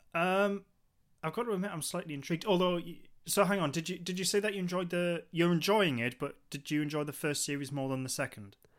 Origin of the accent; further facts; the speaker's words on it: Newcastle upon Tyne, North East England, United Kingdom; we're from, uh, Newcastle, the northeast of England